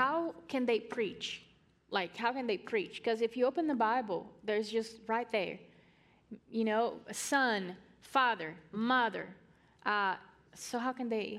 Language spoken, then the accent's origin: English; Brazil; I'm from Brazil